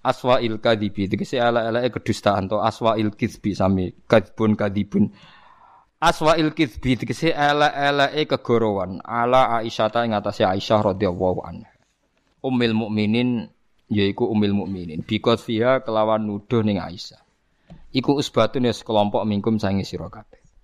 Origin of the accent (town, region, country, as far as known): Java, Indonesia